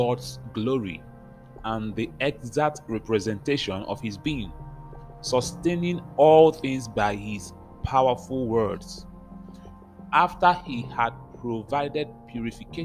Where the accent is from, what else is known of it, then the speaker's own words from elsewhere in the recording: Nigeria; I come from Nigeria